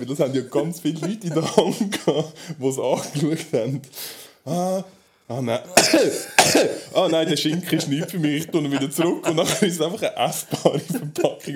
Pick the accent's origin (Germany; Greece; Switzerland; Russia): Switzerland; bei uns in der Schweiz